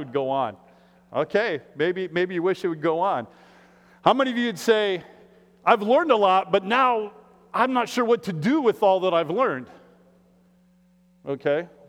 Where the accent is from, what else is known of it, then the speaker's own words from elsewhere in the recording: Iowa, United States; now in Minneapolis, United States; I'm from Iowa